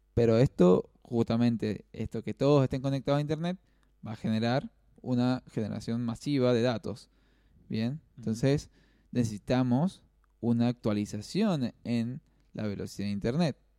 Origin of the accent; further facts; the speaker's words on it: Argentina; estamos siendo bastante generosos como sociedad, como argentinos